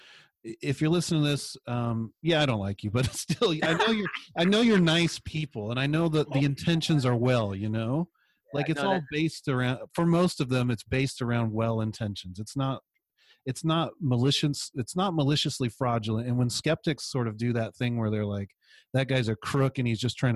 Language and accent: English; San Luis Obispo, California, United States; I grew up in San Luis Obispo